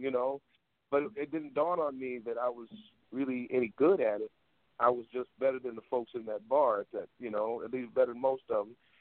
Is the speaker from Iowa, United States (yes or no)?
yes; Waterloo, Iowa, United States; Born and raised in Waterloo, Iowa.